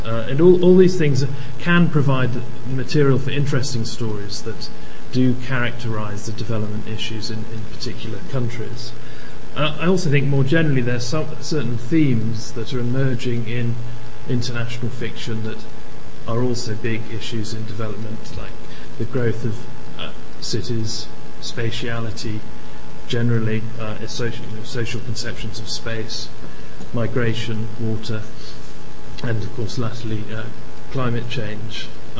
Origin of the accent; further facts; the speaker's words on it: Malawi; also born or lived in Tanzania / Uganda; My background was growing up in Malawi and Tanzania, Uganda, various other places in Africa.